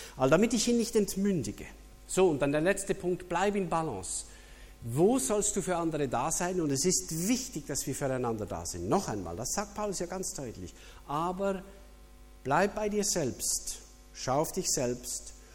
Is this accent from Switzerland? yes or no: yes; Switzerland; als Schweizer